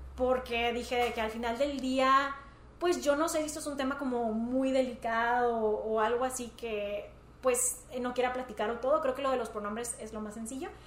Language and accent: Spanish; Monterrey, Nuevo León, Mexico; somos de Monterrey